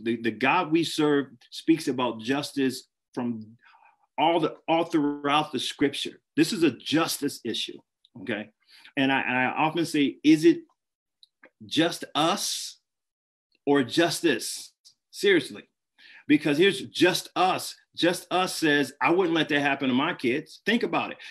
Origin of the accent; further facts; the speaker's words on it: Flint, Michigan, United States; my hometown, Flint